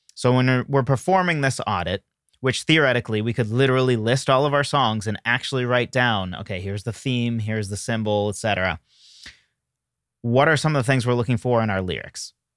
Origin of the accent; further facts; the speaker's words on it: New England, United States; now in Ohio, United States; I'm from New England